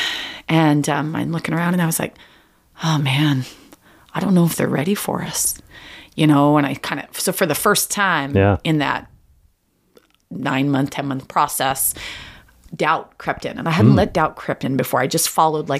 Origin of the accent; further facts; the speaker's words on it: Snohomish, Washington, United States; also born or lived in Lake Stevens; I was from Snohomish, right? So I stayed in Snohomish and Lake Stevens.